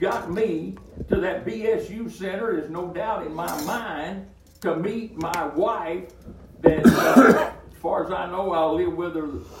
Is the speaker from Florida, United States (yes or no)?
no; Alabama, United States; moved away as an adult; now in West Virginia, United States; I was born and raised in Alabama, and I thought that was home.